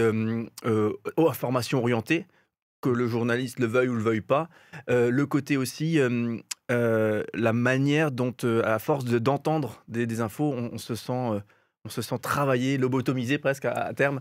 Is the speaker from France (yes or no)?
yes; Alsace, Grand Est, France; chez nous en Alsace